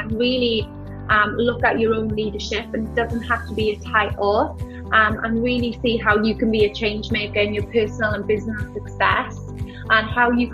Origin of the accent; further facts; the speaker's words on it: Wales, United Kingdom; accent: UK accent; moved away as an adult; now in Australia; I grew up in Wales, lovely kind of country village, beautiful, near close to a town. I was in between Swansea and Cardiff.